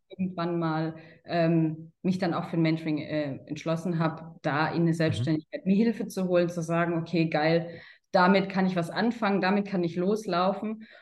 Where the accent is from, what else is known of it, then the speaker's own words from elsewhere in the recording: Karlsruhe, Baden-Württemberg, Germany; ich komme aus Karlsruhe und bin jetzt im Vertrieb tätig.